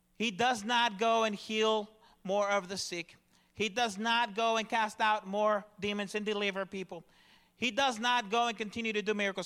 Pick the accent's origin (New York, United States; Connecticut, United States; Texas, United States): Texas, United States; Dallas; I come from the Dallas, Fort Worth area